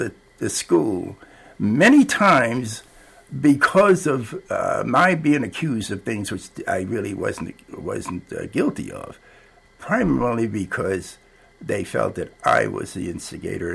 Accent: Cambridge, Massachusetts, United States; moved away as an adult; now in Amherst, United States; I was born in 1924, so I grew up during the Depression. In Cambridge

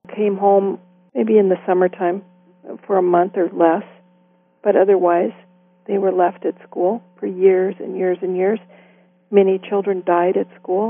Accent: Pacific Northwest, United States; also born or lived in Walla Walla, Washington / Hermiston, Oregon; now in Canada; my brother and I were raised in the Pacific Northwest

